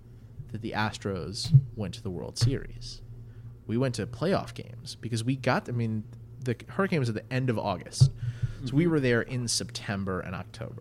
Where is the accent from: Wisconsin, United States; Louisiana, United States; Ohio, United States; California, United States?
Louisiana, United States; New Orleans; I grew up in New Orleans, Louisiana